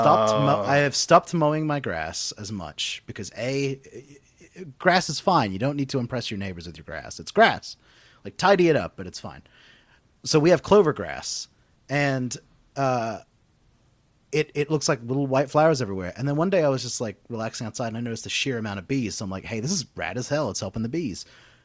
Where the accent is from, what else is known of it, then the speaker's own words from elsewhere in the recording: Western Australia, Australia; I would say I grew up in suburbs in Western Australia.